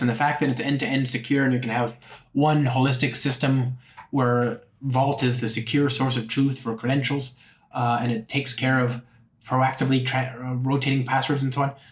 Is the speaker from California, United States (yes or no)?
yes; Los Angeles, California, United States; now in San Francisco, United States; I'm from Los Angeles.